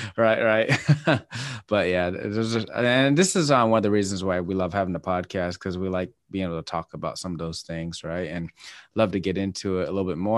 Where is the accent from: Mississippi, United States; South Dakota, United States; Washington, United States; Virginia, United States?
Washington, United States; moved away; I'm from Washington State